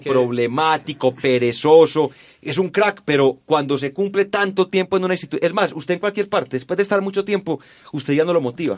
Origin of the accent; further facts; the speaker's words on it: Colombia; yo como colombiano